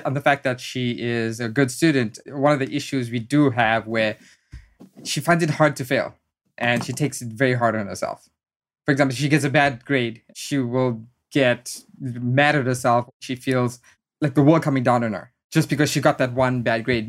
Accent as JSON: {"language": "English", "country": "South Africa", "tie": "born or raised there", "moved": "as an adult", "lives_now": "United States", "said": "education was a big driving force growing up in South Africa."}